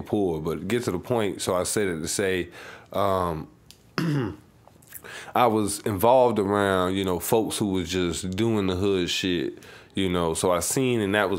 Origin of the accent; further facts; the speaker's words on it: Savannah, Georgia, United States; You know, I was stuck on the South Side mainly. I didn't get to move around like that.